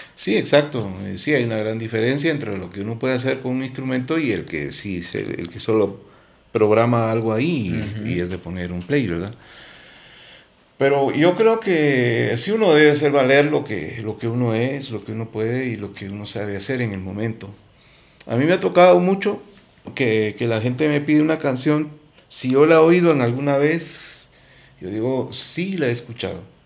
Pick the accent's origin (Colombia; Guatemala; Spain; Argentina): Guatemala; identificarme como guatemalteco y mostrar mi país